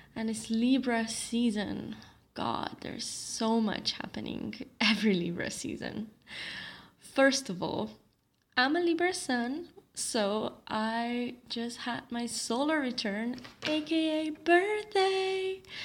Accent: Slovenia; now in Bali, Indonesia; my hometown or my home country of Slovenia

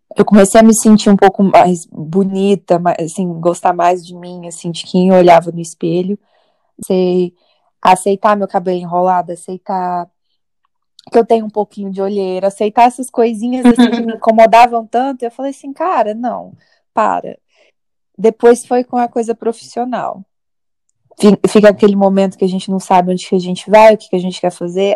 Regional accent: Minas Gerais, Brazil; moved away as an adult; now in New York, United States; eu sou mineira de nascença e nova-iorquina de aborrecência

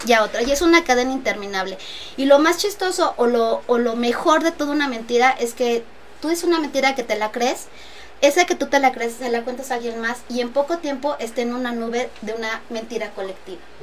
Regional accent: Texcoco, State of Mexico, Mexico; soy texcocana, soy licenciada en administración

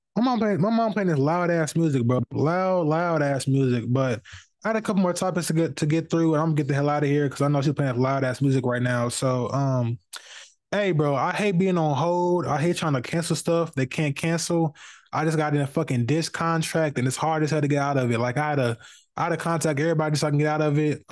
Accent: Indianapolis, Indiana, United States; I'm from the West Side of Indianapolis.

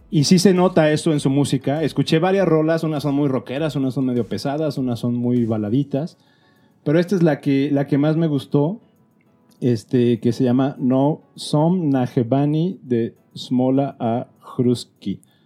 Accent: León, Guanajuato, Mexico; moved away; yo vivía en León, esto haber sido como en el 87.

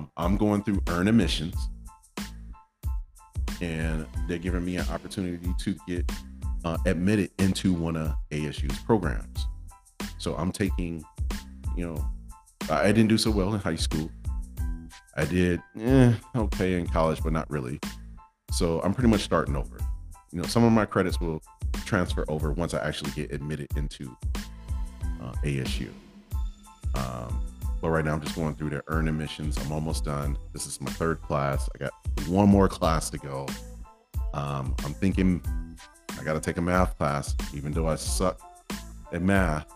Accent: Michigan, United States; now in Arizona, United States; I'm from Michigan

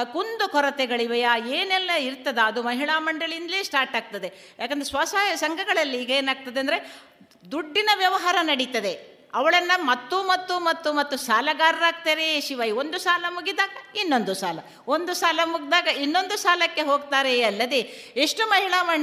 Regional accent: Kodimbady, Karnataka, India; ನನ್ನದು ಪುತ್ತೂರು ಅಂತ ಹೇಳಿದರೆ ನಾವು ಹುಟ್ಟಿ ಬೆಳೆದ ಊರು ನಾನು ಕಲ್ತದ್ದೇ ಇಲ್ಲಿ ನನ್ನ ಊರು ಕೋಡಿಂಬಾಡಿ

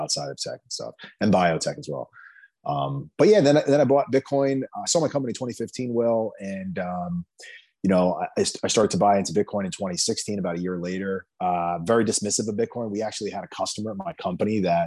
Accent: Jersey Shore, New Jersey, United States; I grew up in New Jersey on the Jersey Shore

